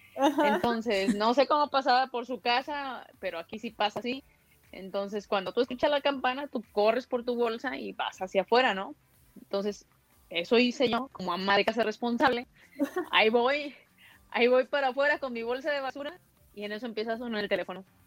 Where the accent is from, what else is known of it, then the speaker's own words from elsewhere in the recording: Mexico; also born or lived in Guadalajara, Jalisco; es aquí, es en mi país, es en mi tierra